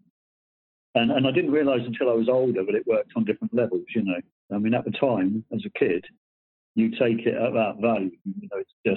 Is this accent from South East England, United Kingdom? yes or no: yes; Surrey Hills, Surrey, South East England, United Kingdom; now in Cornwall, United Kingdom; I was brought up in Surrey, what we call the Surrey Hills